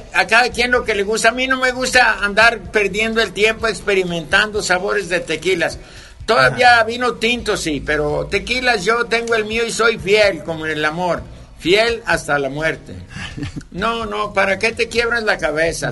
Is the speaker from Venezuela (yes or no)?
no; Tecolotlán, Jalisco, Mexico; also born or lived in Lusaka, Zambia; ya no encuentras mariachis en mi pueblo